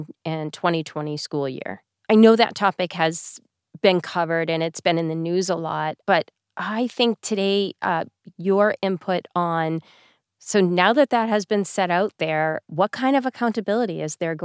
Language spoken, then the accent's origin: English; Massachusetts, United States; I'm from Massachusetts